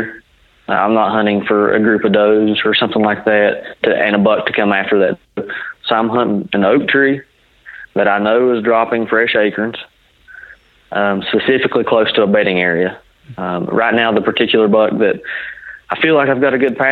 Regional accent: West Virginia, United States; I'm actually from West Virginia, not from Ohio

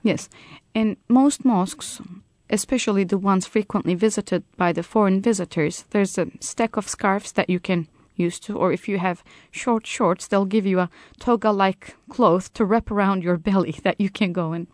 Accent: Turkey

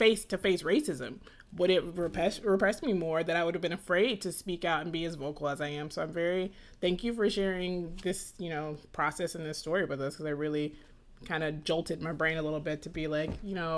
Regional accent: Atlanta, Georgia, United States; I grew up in Atlanta

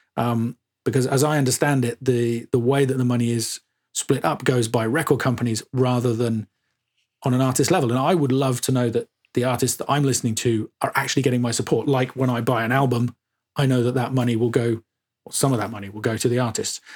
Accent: Suffolk, East of England, United Kingdom; I grew up in Suffolk

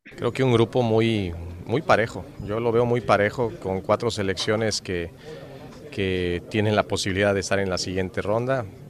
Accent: Mexico

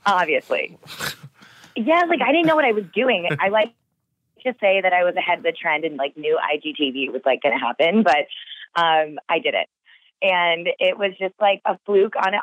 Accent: Texas, United States; I grew up in Texas blonde hair, blue eyes everywhere I looked

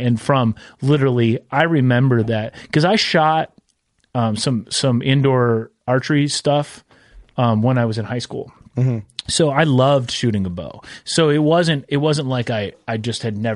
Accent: Minnesota, United States; also born or lived in Branson; growing up in Minnesota, we didn't have turkeys

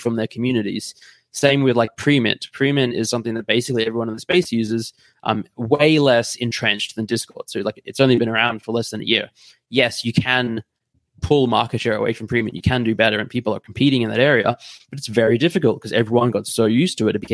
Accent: Australia; now in Munich, Germany; So I'm Australian, but I'm based in Munich in Germany at the moment

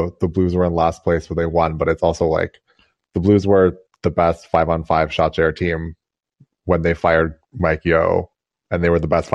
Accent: Toronto, Ontario, Canada; I'm from Toronto

